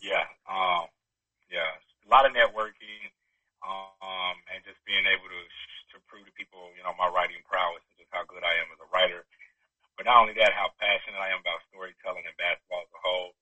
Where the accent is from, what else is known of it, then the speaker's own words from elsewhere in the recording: Chicago, Illinois, United States; moved away as an adult; also born or lived in Atlanta; from Chicago, like yourself, you know, South Side